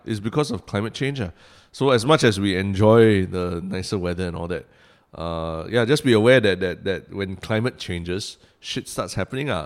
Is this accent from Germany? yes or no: no; Singapore; Singaporeans have this very strange relationship with nature. I mean, we, we are, we are surrounded by it. We, we built our city from a jungle